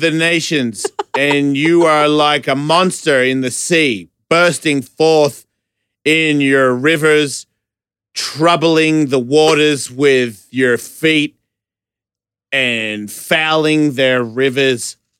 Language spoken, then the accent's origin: English; Australia; I'm from Australia where the criminals live on an island and maybe because I'm Australian